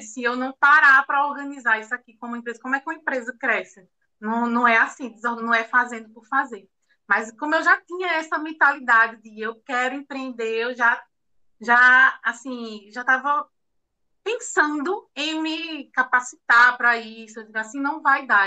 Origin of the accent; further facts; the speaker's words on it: Recife, Pernambuco, Brazil; now in Caruaru, Brazil; eu sou de Recife, nasci em Recife, Pernambuco, mas hoje eu moro em Caruaru